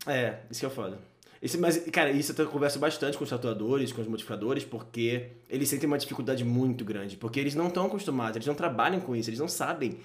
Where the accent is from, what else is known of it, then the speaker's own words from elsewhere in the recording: Rio de Janeiro, Brazil; now in São Paulo, Brazil; Eu sou do Rio e Rio é muito menor